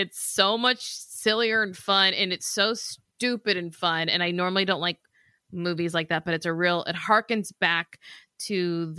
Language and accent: English; the South, United States; We're from the South.